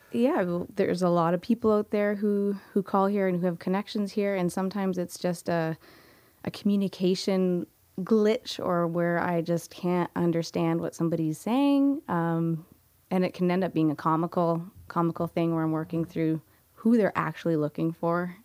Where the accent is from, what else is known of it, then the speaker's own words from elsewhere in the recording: Niagara, Ontario, Canada; I grew up here in Niagara and have been around Niagara basically for majority of my life